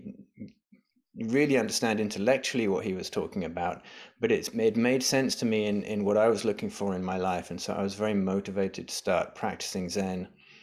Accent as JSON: {"language": "English", "region": "England", "country": "United Kingdom", "tie": "born or raised there", "also_born_or_lived": "London", "moved": "as an adult", "lives_now": "United States", "said": "I grew up in England. I lived in England till I was 35."}